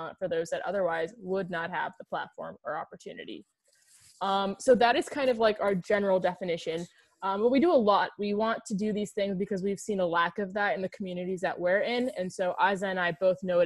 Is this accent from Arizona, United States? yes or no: yes; Phoenix, Arizona, United States; moved away as an adult; now in Washington, DC, United States; I'm Pakistani American Muslim. I'm from Phoenix, Arizona